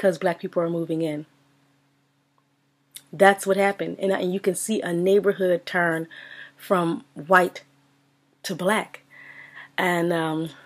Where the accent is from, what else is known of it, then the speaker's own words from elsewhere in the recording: Philadelphia, Pennsylvania, United States; growing up in Philadelphia